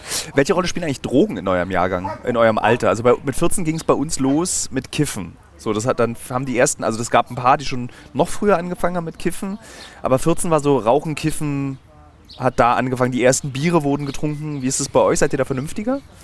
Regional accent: Berlin, Germany; als Berliner

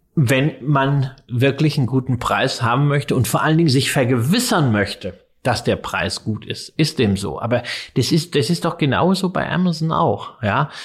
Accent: Germany; als Deutscher

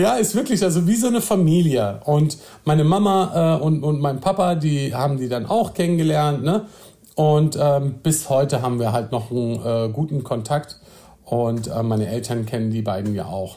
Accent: Nordhorn, Lower Saxony, Germany; moved away as an adult; also born or lived in Osnabrück; now in Berlin, Germany; wir haben äh, in Nordhorn gewohnt. Das ist so eine kleine, süße kleine Stadt an der holländischen Grenze. Ja. Und äh, dort bin ich zur Schule gegangen, dort bin ich groß geworden

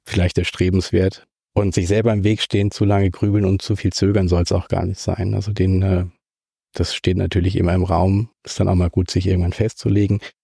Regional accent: Kaiserstuhl, Baden-Württemberg, Germany; also born or lived in Freiburg; Ich bin äh, zwar in Freiburg geboren, aber mit anderthalb schon an den, an den Kaiserstuhl gezogen

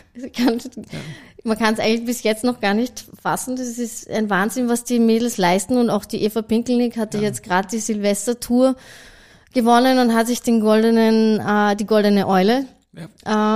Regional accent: Salzburg, Austria; moved away as an adult; also born or lived in Hong Kong / Sydney, Australia / Switzerland; ich bin ursprünglich aus Salzburg

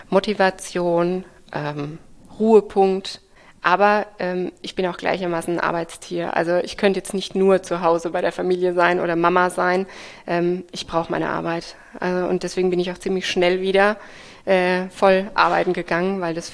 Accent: Rhineland-Palatinate, Germany; born or raised there; also born or lived in Geisenheim, Germany

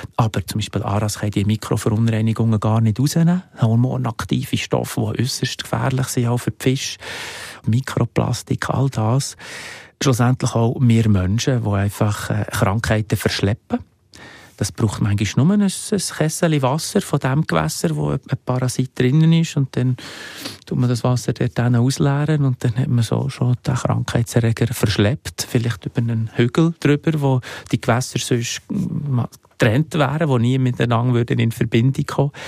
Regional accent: Switzerland; bei uns in der Schweiz

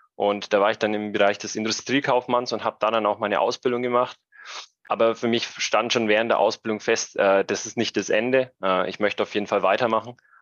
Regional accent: Middle Franconia, Brombachsee, Bavaria, Germany; Ich komme ursprünglich aus dem wunderschönen Mittelfranken vom Brombachsee

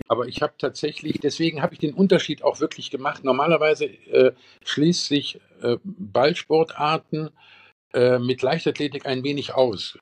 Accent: Eifel, Germany; bei uns in der Eifel

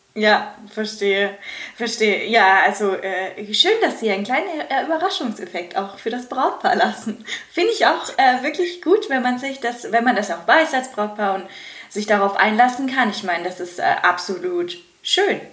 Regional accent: Germany; bei uns in Deutschland

